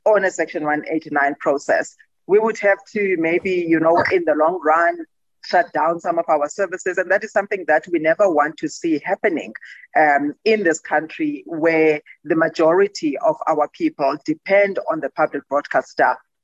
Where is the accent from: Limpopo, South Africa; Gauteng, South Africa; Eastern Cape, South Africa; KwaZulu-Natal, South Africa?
Eastern Cape, South Africa; Gqeberha; Gqeberha there. That's my hometown.